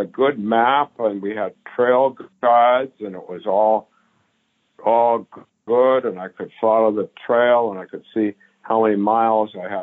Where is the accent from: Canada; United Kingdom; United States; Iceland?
United States; Palo Alto, California; now in Minneapolis, United States; I grew up in Palo Alto